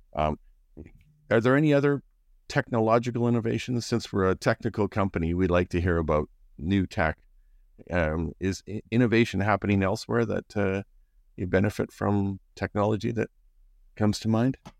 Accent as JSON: {"language": "English", "country": "Canada", "said": "We're, we're, we're Canadian"}